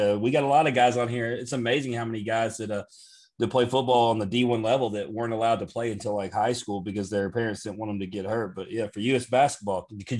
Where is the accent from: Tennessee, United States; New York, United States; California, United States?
Tennessee, United States; we're from Tennessee.